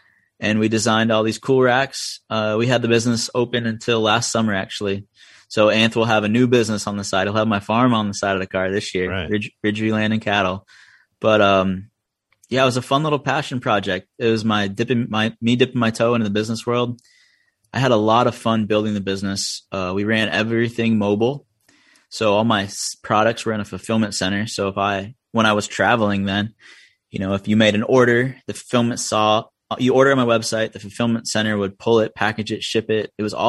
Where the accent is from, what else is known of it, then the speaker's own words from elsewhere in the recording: Middlebury, United States; She showed it to me, and I was like, this is great. I was like, that's my hometown. I'm so proud of that.